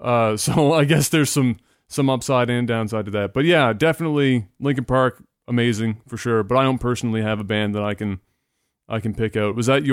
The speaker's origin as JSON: {"language": "English", "country": "Canada", "said": "as a Canadian"}